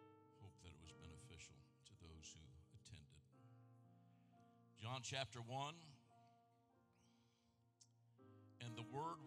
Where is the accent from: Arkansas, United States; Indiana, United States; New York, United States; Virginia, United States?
Indiana, United States; Anderson; now in Merrillville, United States; I'm a Central Indiana boy. I was raised in Anderson.